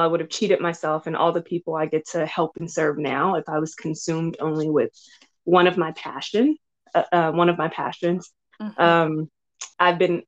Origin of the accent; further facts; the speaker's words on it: Los Angeles, California, United States; I grew up in South Central Los Angeles